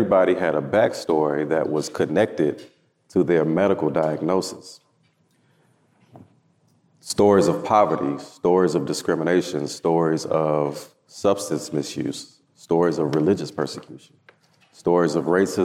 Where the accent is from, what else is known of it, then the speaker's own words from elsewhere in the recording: Houston, Texas, United States; I am from Houston, Texas, born and raised